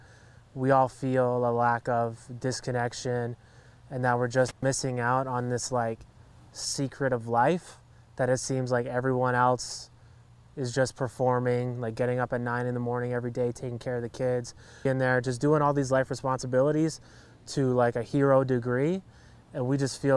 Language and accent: English; Hamilton, Ontario, Canada; born or raised there